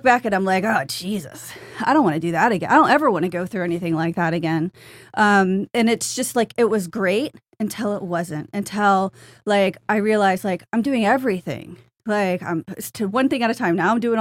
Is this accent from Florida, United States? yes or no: yes; South Florida, United States; moved away as an adult; I'm from South Florida. I lived here 30-something years and moved up north for a job